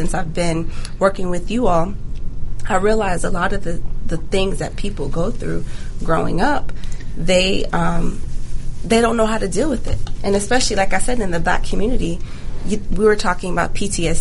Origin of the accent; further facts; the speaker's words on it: Jacksonville, Florida, United States; moved away; also born or lived in Jamaica / Gwinnett County, Georgia; I'm actually from Jacksonville, Florida. So I grew up partly in Jamaica, but majority of my time was spent in Jacksonville